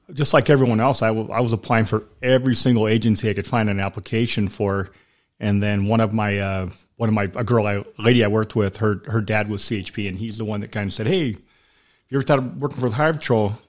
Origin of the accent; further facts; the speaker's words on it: Sacramento, California, United States; moved away as an adult; also born or lived in Elk Grove, California; now in Southern California, United States; I grew up in Sacramento. I was, I was born in Sacramento, like the downtown part